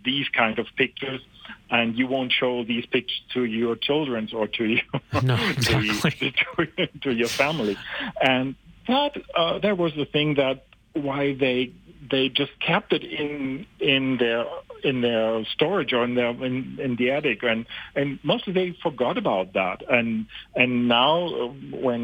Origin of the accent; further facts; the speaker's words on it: Germany; moved away as an adult; now in Canada; I'm originally from Germany, and we moved to Canada some years ago